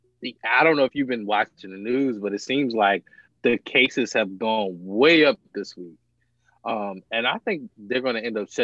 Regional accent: Virginia, United States; I'm from Virginia

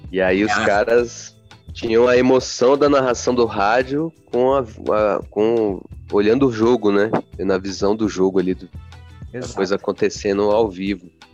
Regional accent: Brazil; A gente, nós como brasileiros

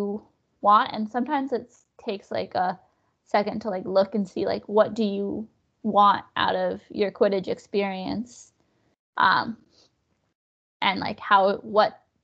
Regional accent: New Mexico, United States; moved away as an adult; also born or lived in Austin, Texas; I'm from New Mexico

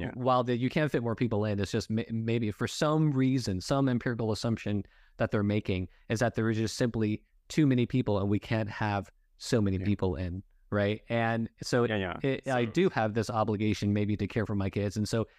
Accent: Los Angeles, California, United States; I grew up in Los Angeles, which is extremely diverse, right?

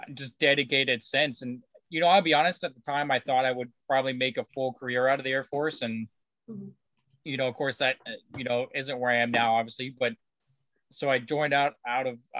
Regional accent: Ohio, United States; now in West Coast, United States; I grew up in Ohio.

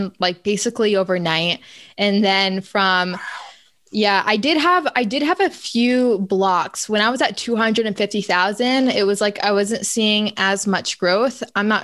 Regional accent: upstate New York, United States; moved away as an adult; now in Florida, United States; my hometown is like suburban farmland, upstate New York.

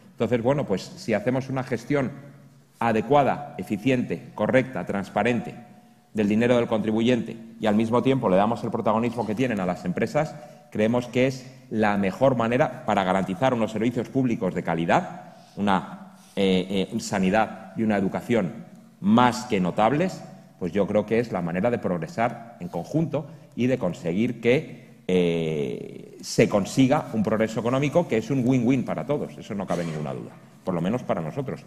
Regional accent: Community of Madrid, Spain; nosotros como madrileños

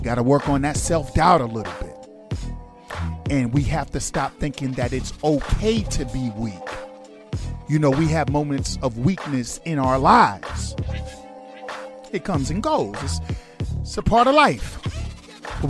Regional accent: New York, United States; I'm a New Yorker

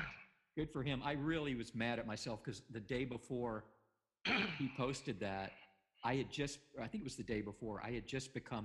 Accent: the South, United States; moved away; I came from the South

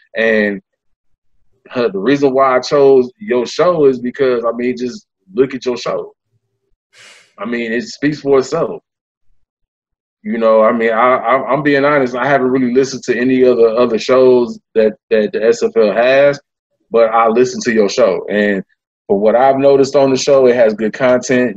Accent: East Palo Alto, California, United States; also born or lived in Memphis, Tennessee; now in Sacramento, United States; I was born in Memphis, um, but I grew up in in a small town called East Palo Alto, uh, California.

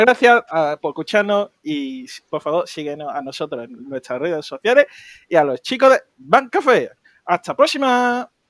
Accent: Málaga, Andalusia, Spain; nosotros somos de Málaga, capital

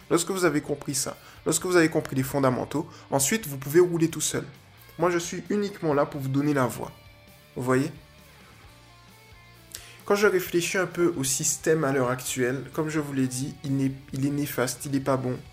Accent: Guadeloupe; Que je m'efforce, parce que je suis de Guadeloupéen, que je m'efforce de faire évoluer.

